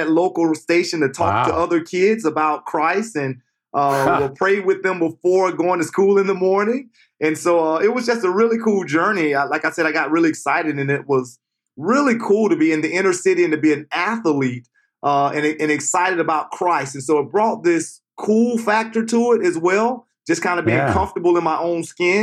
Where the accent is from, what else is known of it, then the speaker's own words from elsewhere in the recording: Jacksonville, Florida, United States; I grew up in Jacksonville, Florida. I grew up in what some would consider the inner city